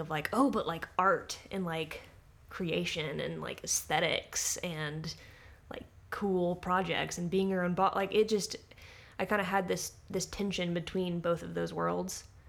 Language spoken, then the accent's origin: English; Little Rock, Arkansas, United States; also born or lived in Fayetteville, Arkansas; I, uh, moved to Fayetteville, uh, from growing up in Little Rock